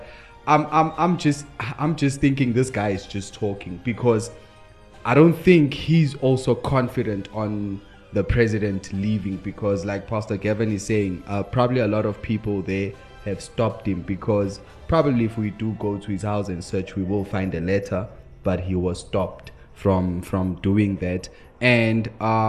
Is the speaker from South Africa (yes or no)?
yes; South Africa; as a South African